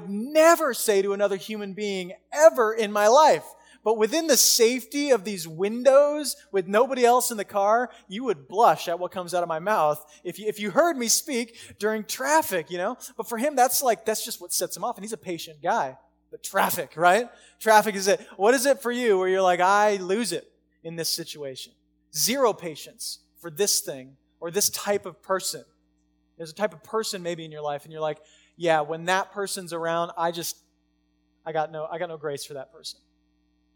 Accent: United States; We live in America. I live in America because I got rights as American

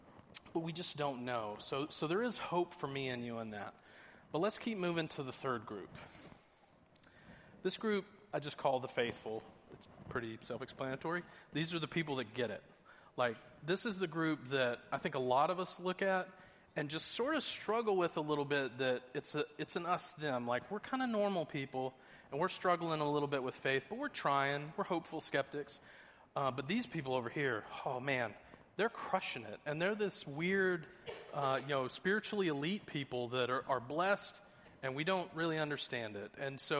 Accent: Georgia, United States; I'm originally from Georgia. I know I don't have much of the accent anymore.

